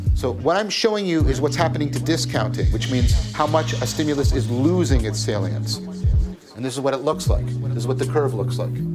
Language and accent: English; Hamilton, Ontario, Canada; I'm from Hamilton